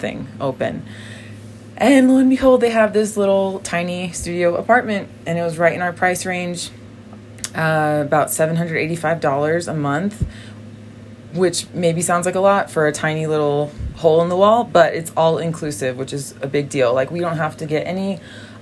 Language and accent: English; Massachusetts, United States; first language English; also born or lived in Brazil; I'm from Massachusetts, which is a very four seasons kind of area